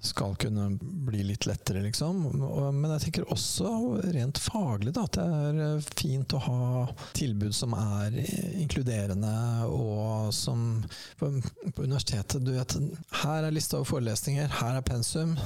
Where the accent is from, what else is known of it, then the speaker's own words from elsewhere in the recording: Sarpsborg, Østfold, Norway; jeg er jo fra Sarpsborg